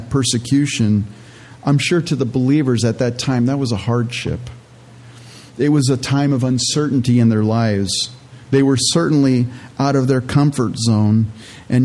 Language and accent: English; California, United States; moved away as an adult; also born or lived in Canada; now in Minnesota, United States; I was born in Canada, and my parents were born in Holland, and they immigrated to Canada, and they were pilgrims in Canada. And then we immigrated to California